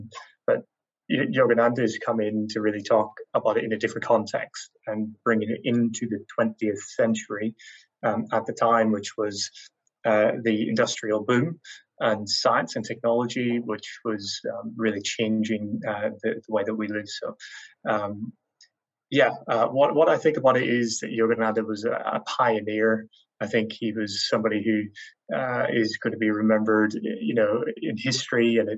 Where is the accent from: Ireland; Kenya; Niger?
Ireland; I'm Irish, so I don't know English.